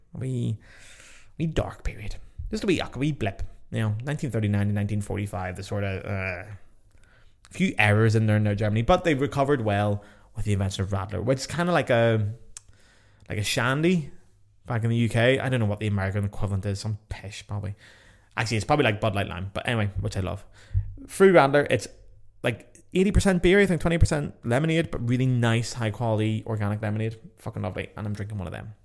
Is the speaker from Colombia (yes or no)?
no; Ireland; I'm just Irish